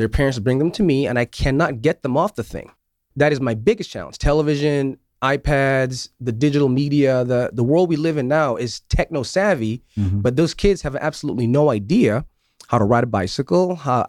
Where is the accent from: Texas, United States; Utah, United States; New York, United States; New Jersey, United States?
New York, United States; Syracuse; I grew up in Syracuse.